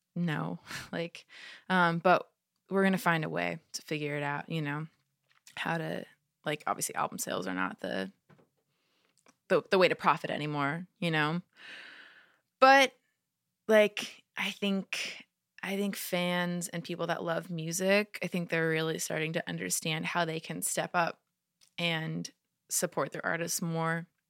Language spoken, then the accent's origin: English; California, United States; California, my hometown